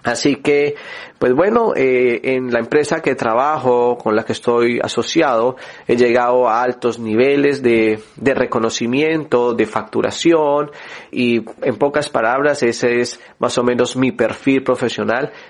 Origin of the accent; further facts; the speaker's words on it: Colombia; yo soy de Colombia, y pues uno tiene ese sueño de poder también salir del país.